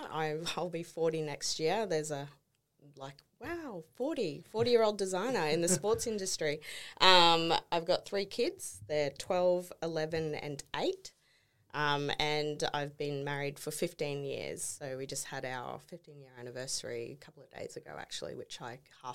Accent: Townsville, Queensland, Australia; Bred. Yep. Born and bred in Townsville.

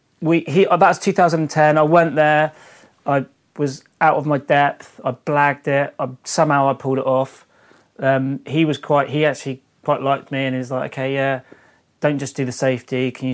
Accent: England, United Kingdom; oh, where are you from? Oh, England. All right, mate, yeah. Like, you know, so there's never any pressure. And as English people, we're always pretty polite and easy to get along with.

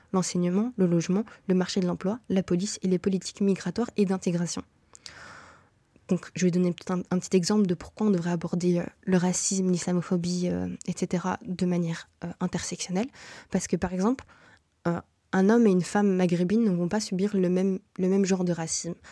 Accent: Brussels, Brussels-Capital Region, Belgium; moved away as an adult; also born or lived in Morocco (ancestry); now in Canada; toutes mes réalités sont bruxelloises.

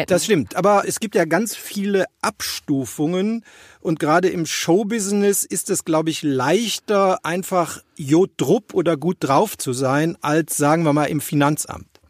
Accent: Rhineland, Germany; Als Rheinländer

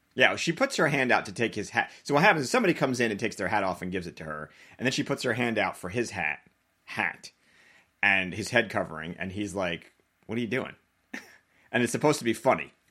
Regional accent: Long Island, New York, United States; I grew up on Long Island

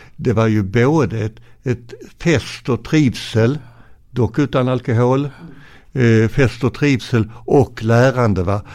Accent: Arlöv, Skåne, Sweden; also born or lived in Ven / Landskrona; jag är ju född på Ven och sen så flyttade vi via Landskrona sen min mamma jobbade på Sockerbolagets raffinaderi i Arlöv

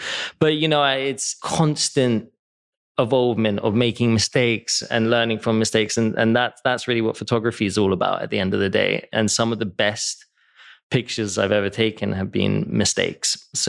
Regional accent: England, United Kingdom; moved away as an adult; also born or lived in New York; now in Los Angeles, United States; Because I grew up in England and it was rainy and miserable.

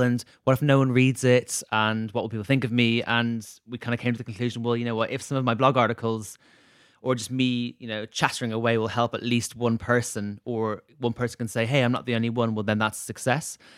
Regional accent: Dublin, Leinster, Ireland; moved away; my hometown in Dublin

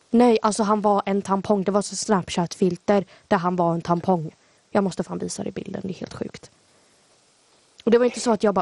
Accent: Sweden; accent: mix of Scanian and Småland dialects; Jag tycker mer att jag har en blandning mellan skånska och småländska. Alltså, och att min skånska inte är så grov.

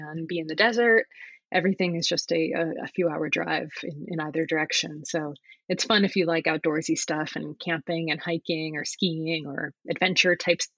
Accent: Connecticut, United States; moved away as an adult; now in San Francisco, United States; I grew up in Connecticut.

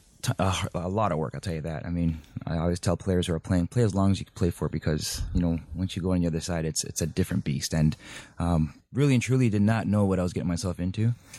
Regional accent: Toronto, Ontario, Canada; born or raised there; moved away; also born or lived in Germany / Spain

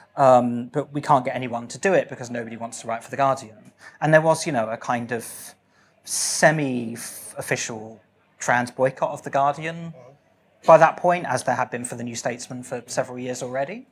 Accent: RH6, South East England, United Kingdom; my hometown was the hottest town in Britain ever for a brief period yesterday

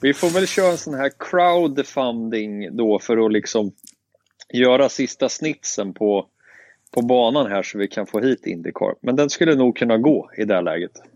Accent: Sweden; som svensk

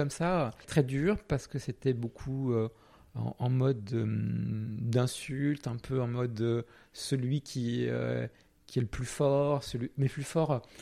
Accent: Portugal; alors moi j'ai pas précisé, hein, je n'ai dû je viens du Portugal, mais ça, ça n'a pas trop d'impact, à part euh, un peu une double culture, un petit peu. Euh, ma mère est française, mon père portugais, voilà.

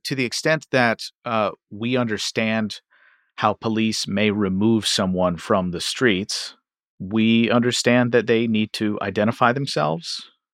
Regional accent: Louisville, Kentucky, United States; I'm from Louisville, Kentucky

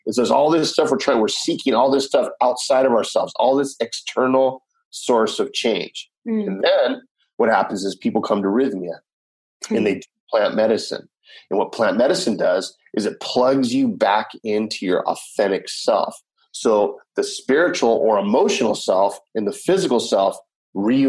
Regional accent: Los Angeles, California, United States; moved away as an adult; now in Costa Rica; I'm from Los Angeles, California.

